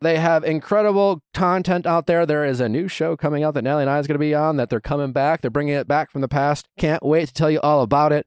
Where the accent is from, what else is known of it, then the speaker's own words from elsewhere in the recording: Midwest, United States; I'm from the Midwest